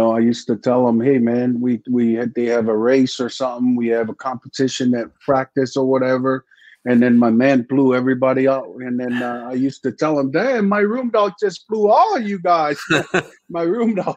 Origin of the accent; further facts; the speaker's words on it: American Samoa; moved away as an adult; I came from American Samoa down in the Sub-Pacific